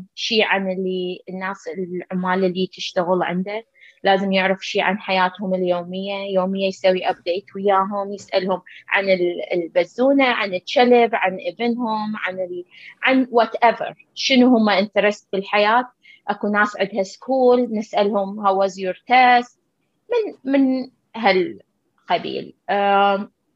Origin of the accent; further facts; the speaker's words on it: Iraq; moved away as an adult; now in United States; احنا درسنا بالعراق